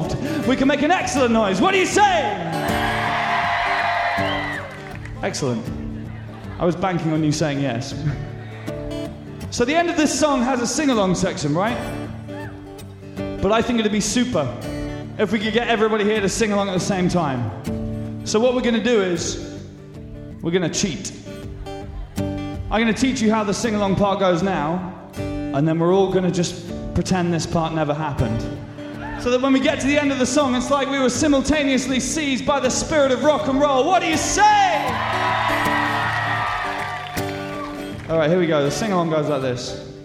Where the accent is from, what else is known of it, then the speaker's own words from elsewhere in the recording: Winchester, South East England, United Kingdom; I come from a small town called Winchester